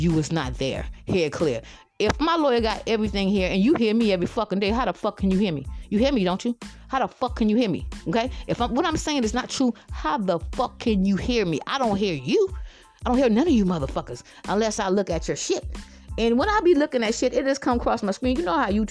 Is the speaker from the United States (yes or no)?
yes; Georgetown, South Carolina, United States; moved away; I'm from Georgetown, South Carolina.